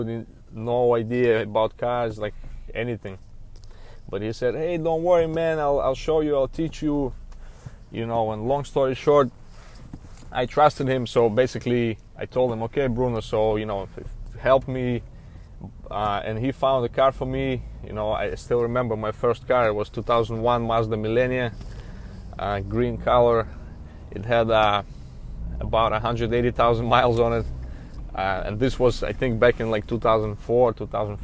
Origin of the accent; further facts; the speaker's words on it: Belarus; now in United States; I came to America back in 2003. I was an immigrant from Belarus.